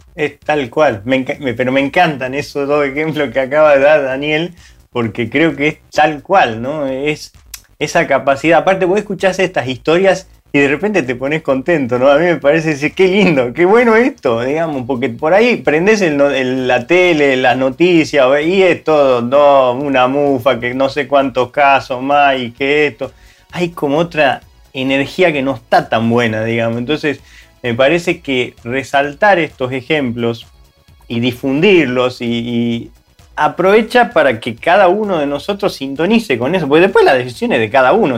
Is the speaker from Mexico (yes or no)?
no; Argentina; moved away; En países como Argentina, donde nosotros por ahí somos originarios